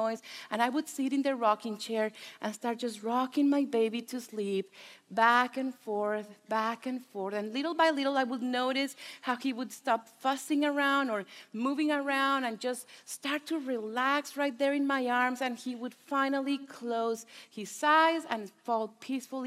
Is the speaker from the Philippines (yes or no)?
no; Mexico; first language Spanish; English is a second language; moved away as an adult; I was born and raised in Mexico. My husband and I moved here almost 11 years ago